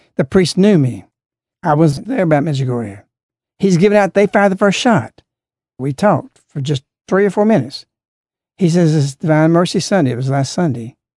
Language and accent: English; United States; also born or lived in Alabama; Because I'm an American